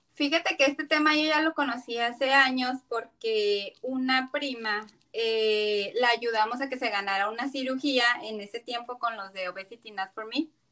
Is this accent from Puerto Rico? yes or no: no; Tijuana, Baja California, Mexico; soy originaria de, de aquí de Tijuana